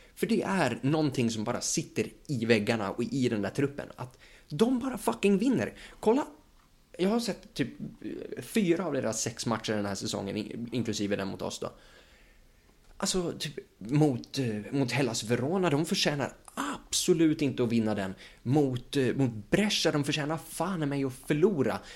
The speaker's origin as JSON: {"language": "Swedish", "country": "Sweden", "said": "vi som, liksom, som svenskar"}